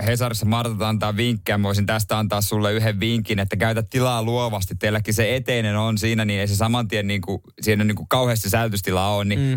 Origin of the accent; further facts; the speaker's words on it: Seinäjoki, South Ostrobothnia, Finland; moved away; meillä Seinäjoella